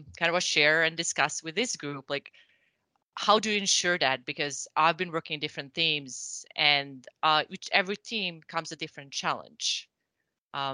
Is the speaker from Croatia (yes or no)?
yes; Croatia; moved away as an adult; now in Sweden; I'm originally from Croatia, and I think I've been now in the industry pretty much since I moved to Sweden